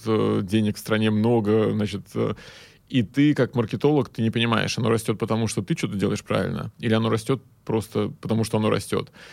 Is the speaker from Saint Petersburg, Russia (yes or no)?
yes; Saint Petersburg, Russia; Я из Питера сам